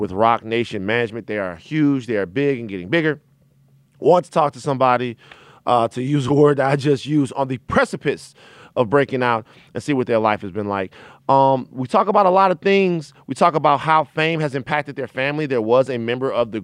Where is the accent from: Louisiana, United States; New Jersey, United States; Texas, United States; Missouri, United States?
Louisiana, United States; Baton Rouge; I'm from Baton Rouge, Louisiana, where attacks on LGBT people and attacks on black men are commonplace